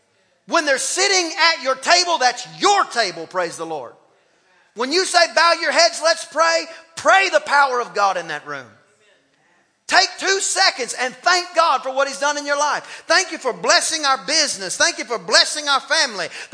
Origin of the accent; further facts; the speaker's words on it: East Texas, United States; also born or lived in College Station, Texas; I'm from East Texas